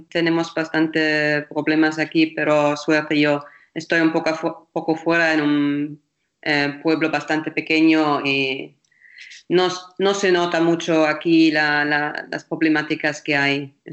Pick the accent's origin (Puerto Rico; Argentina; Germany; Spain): Germany; Spanish is a second language; lo bueno es porque soy alemana, que el otro día en Alemania han dicho